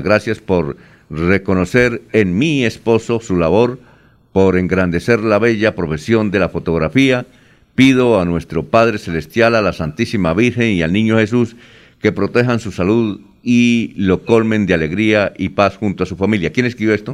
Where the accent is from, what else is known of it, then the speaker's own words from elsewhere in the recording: Villanueva, Colombia; moved away; en mi tierra tampoco era grosería, en, Villanueva